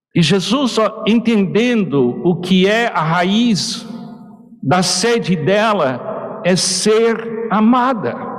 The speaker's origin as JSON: {"language": "Portuguese", "country": "United States", "second_language": "Portuguese", "moved": "yes", "lives_now": "Portugal", "said": "eu como americano"}